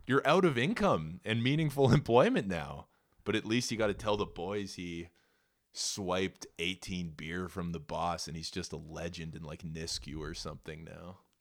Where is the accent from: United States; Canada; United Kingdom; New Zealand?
Canada; Edmonton, Alberta; I'm the only fucking purebred Albertan of the litter, bud. I was born in Edmonton